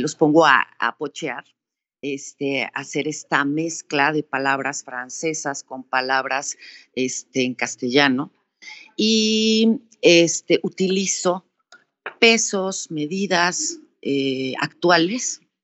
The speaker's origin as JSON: {"language": "Spanish", "region": "Veracruz", "country": "Mexico", "said": "nuestra cultura como veracruzanos, como mexicanos."}